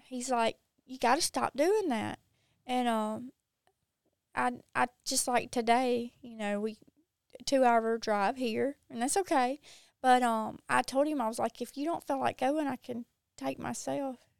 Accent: Mississippi, United States; accent: Mississippi accent; I'm from Mississippi

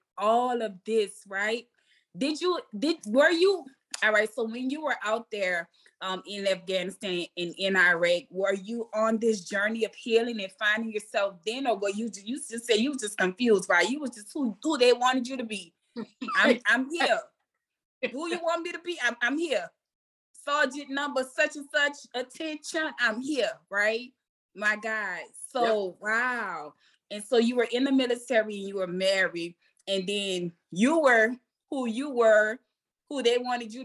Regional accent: New Orleans, Louisiana, United States; I'm from New Orleans, so my little accent is AI

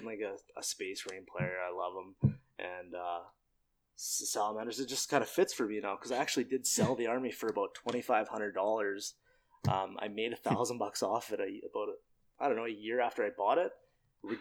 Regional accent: Trail, British Columbia, Canada; I moved back to my hometown of Trail, where I live now.

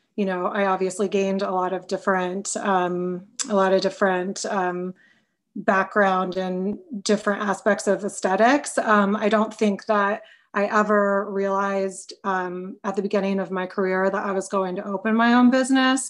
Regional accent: Marietta, Ohio, United States; moved away as an adult; also born or lived in Cincinnati, Ohio; now in Chicago, United States; I grew up in Ohio, in a small town in Southeast Ohio called Marietta, Ohio

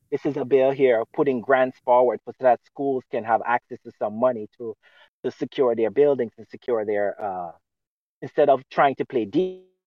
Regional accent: Jamaica; now in United States; I came from Jamaica

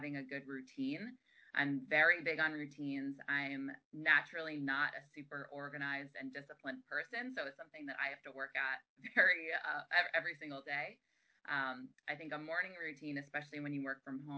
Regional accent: New York, United States; moved away as an adult; I was living on the East Coast. I'm from New York

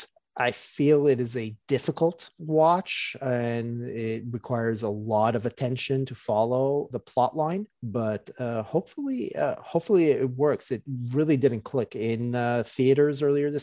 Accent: Canada; As a Canadian

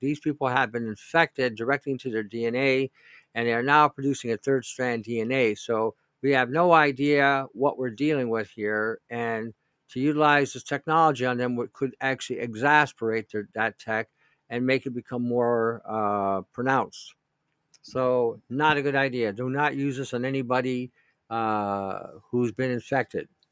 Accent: Canada

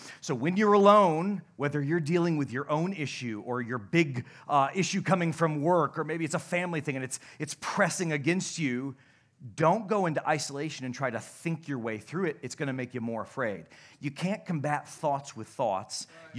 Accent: Nuevo, United States; Listen, everybody, I'm from Nuevo. We didn't have $1 million in the whole county, okay?

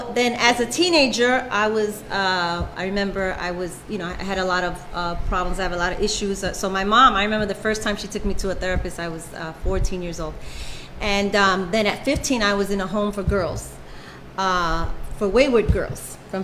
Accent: New York City, New York, United States; I'm from Brooklyn, Bushwick, and so they would send buses into the ghetto where I'm from, and they would pick up kids

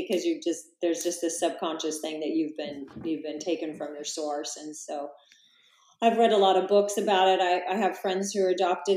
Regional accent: Salina, Kansas, United States; moved away as an adult; now in Encinitas, United States; I actually grew up in a town called Salina, that's about three hours from Kansas City

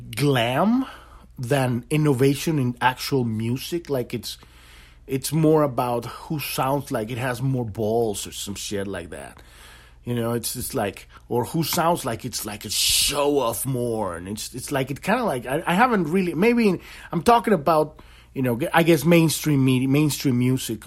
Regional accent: Mexico City, Mexico; moved away; I grew up in in Mexico City

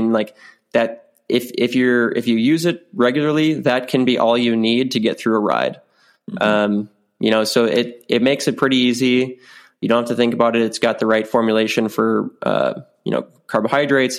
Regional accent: South Dakota, United States; my hometown, my home state of South Dakota.

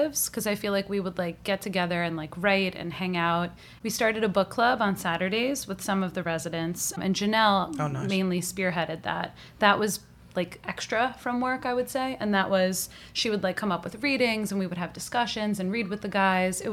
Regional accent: Long Island, New York, United States; moved away as an adult; now in New York City, United States; We're both from Long Island

